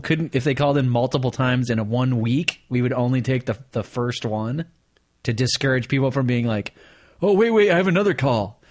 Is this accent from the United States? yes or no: yes; Michigan, United States; I grew up in Michigan